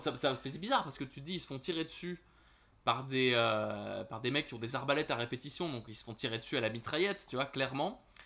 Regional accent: France; chez nous

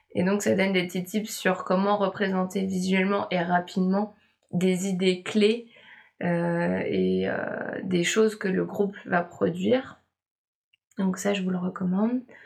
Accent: Nantes, Pays de la Loire, France; une entreprise à Nantes, là, là d'où je viens

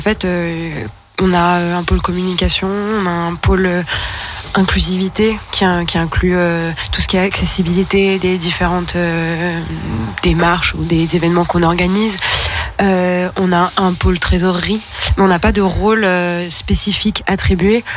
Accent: Lyon, Auvergne-Rhône-Alpes, France; je suis une lyonnaise depuis toujours

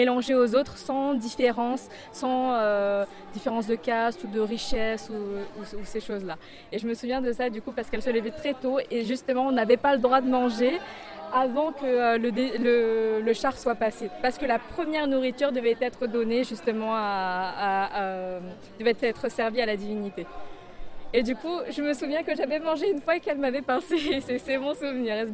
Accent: France; Oui, moi je suis française, mes parents euh, sont sri lankais, donc sont arrivés en France maintenant naturalisés français.

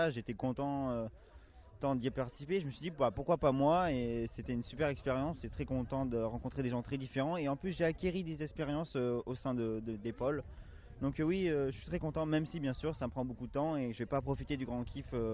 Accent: Lyon, Auvergne-Rhône-Alpes, France; je viens de Lyon

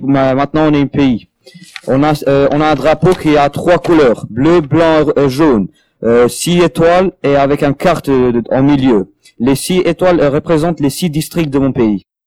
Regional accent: Kosovo; French is a second language; now in France; Je viens du Kosovo

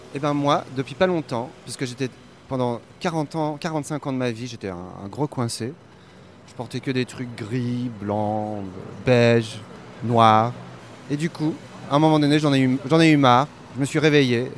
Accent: Brussels, Brussels-Capital Region, Belgium; je suis de Bruxelles

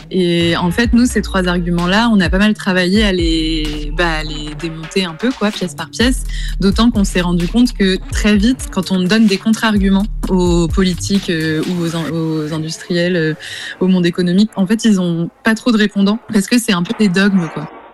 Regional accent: Rouen, Normandy, France; je suis de Rouen

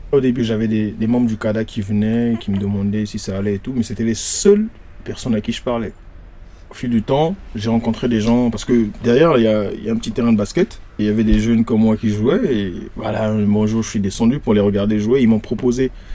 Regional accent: Brazzaville, Republic of the Congo; moved away as an adult; also born or lived in Paris, France; now in Lyon, France; Je suis congolais de Brazza, je suis venu à Paris sans connaître personne.

